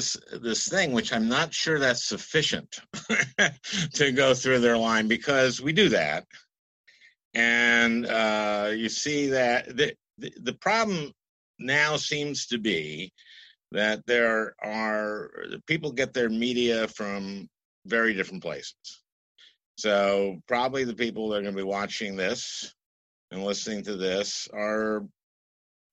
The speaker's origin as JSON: {"language": "English", "region": "Minnesota", "country": "United States", "said": "I'm from Minnesota"}